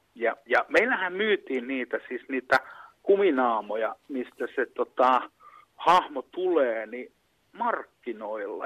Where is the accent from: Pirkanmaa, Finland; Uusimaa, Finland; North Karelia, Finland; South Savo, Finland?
South Savo, Finland; Pieksämäki